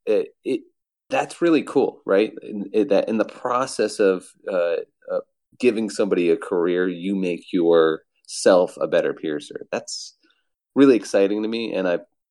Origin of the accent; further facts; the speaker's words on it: Ann Arbor, Michigan, United States; also born or lived in Providence, Rhode Island; I'm from Ann Arbor, Michigan